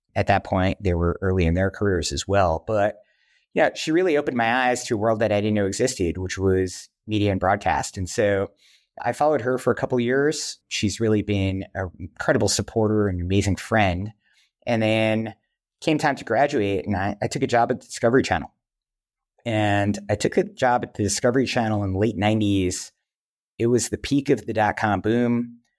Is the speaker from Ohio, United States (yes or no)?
no; New York, United States; also born or lived in Wisconsin; I grew up here in New York